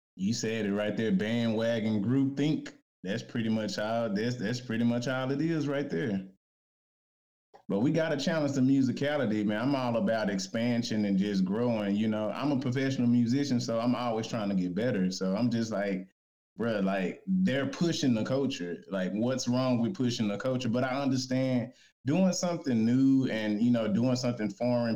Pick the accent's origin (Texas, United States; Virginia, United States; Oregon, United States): Texas, United States; Dallas; I'm from Dallas. So uh, you know, UNT right up the way